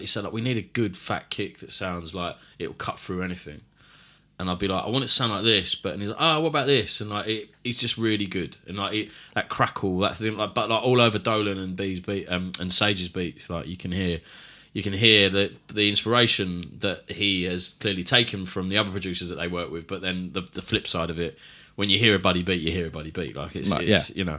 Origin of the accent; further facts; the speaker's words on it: London, United Kingdom; accent: Cockney; I am a Cockney